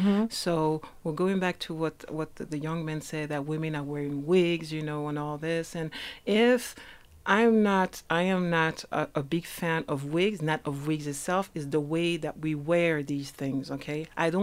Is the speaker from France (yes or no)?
yes; France; also born or lived in Switzerland; I'm from France and Switzerland, but I started here in South Africa